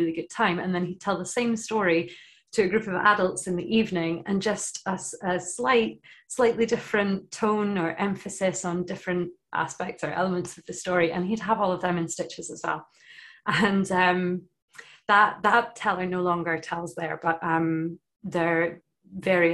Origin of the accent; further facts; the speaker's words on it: Shetland, Scotland, United Kingdom; in primary school, growing up in Shetland, we were told the Norse stories